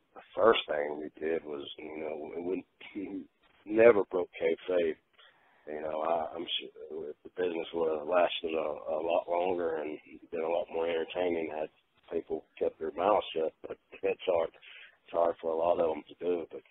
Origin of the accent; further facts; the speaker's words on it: the South, United States; I'm from the South